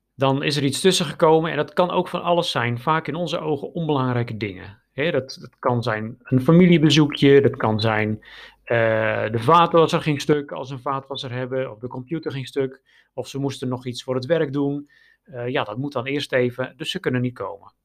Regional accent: Netherlands; now in Romania; wij als Nederlanders

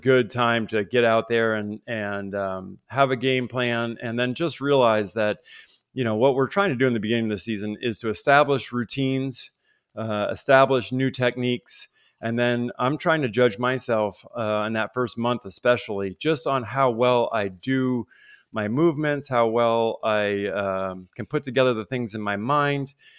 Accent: Vermont, United States; Growing up in Vermont

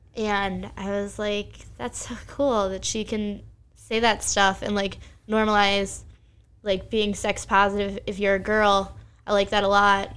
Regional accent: Bucks County, Pennsylvania, United States; I grew up in Bucks County, Pennsylvania

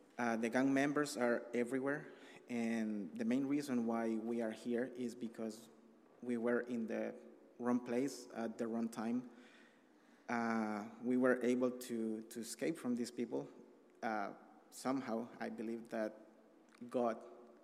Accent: El Salvador; English is a second language; moved away as an adult; I am from El Salvador. I arrived here 18 months ago with my family

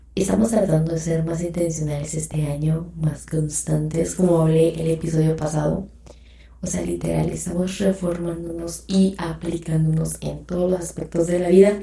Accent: Mexico; yo soy mexicana

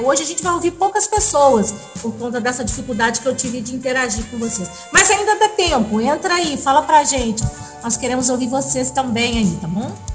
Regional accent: Brazil; a gente é brasileiro

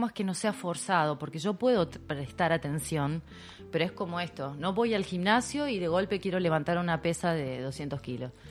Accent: Rosario, Santa Fe, Argentina; Yo vengo de la ciudad de Rosario, imagínate que nos aspiramos las S

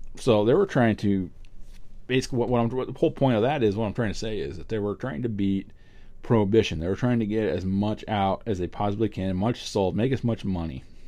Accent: New England, United States; also born or lived in Vermont; I grew up in New England. I still live in New England. I live in Vermont.

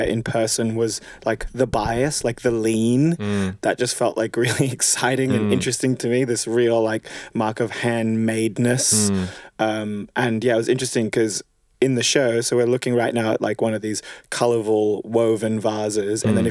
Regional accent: Australia; an Australian dude

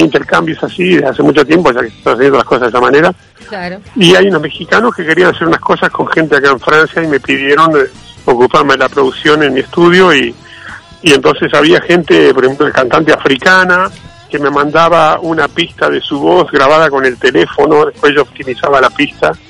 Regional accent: Uruguay; nosotros los uruguayos

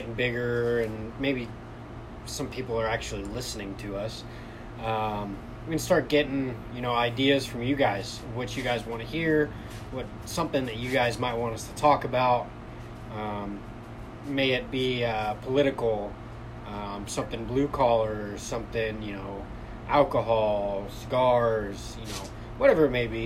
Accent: California, United States; Born and raised in California. Grew up here until I left for the military, 19, Army.

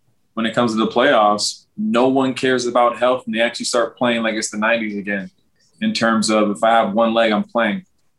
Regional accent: Wisconsin, United States; I'm a fan from Wisconsin

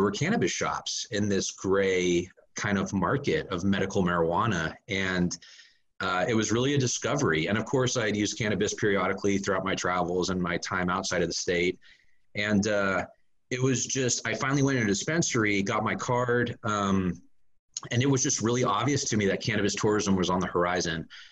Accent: Northern California, United States; moved away as an adult; I was born and raised in Northern California

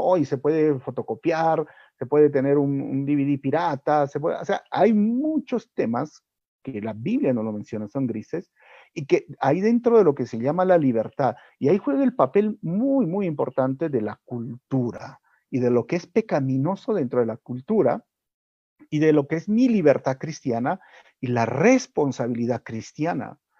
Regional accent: Peru; nosotros como peruanos

